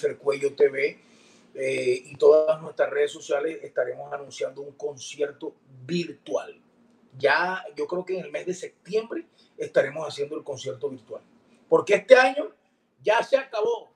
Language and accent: Spanish; Valledupar, Cesar, Colombia; llegaba a Edupar, mi tierra, y un abrazo, un beso a mi mamá y saludar a mis amigos en el valle